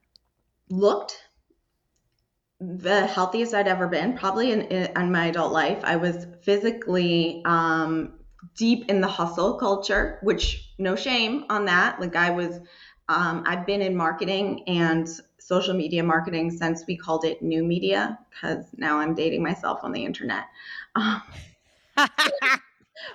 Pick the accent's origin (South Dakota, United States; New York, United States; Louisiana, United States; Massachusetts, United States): Massachusetts, United States; Southeast; also born or lived in Braintree, Massachusetts; I grew up more like Southeast Massachusetts near like Patriots Place